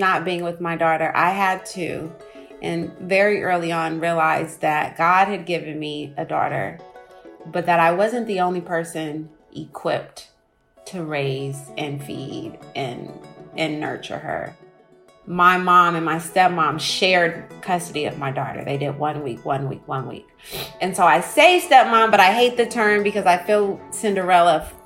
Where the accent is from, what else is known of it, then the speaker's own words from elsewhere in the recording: Oakland, California, United States; I'm from Oakland. I think it is safe to say that cannabis plays a major part in our lifestyle here.